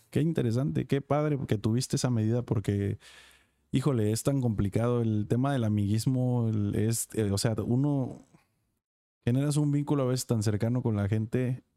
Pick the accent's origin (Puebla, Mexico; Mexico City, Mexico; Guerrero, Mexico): Guerrero, Mexico; Acapulco; soy de Acapulco